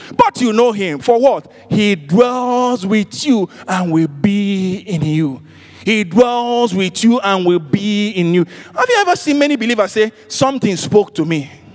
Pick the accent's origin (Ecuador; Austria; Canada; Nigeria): Nigeria; I'm from Nigeria.